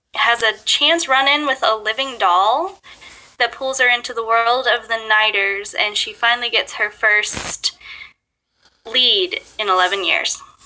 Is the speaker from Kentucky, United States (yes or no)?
yes; Bluegrass region of Kentucky, United States; also born or lived in Japan; I grew up in the bluegrass region of Kentucky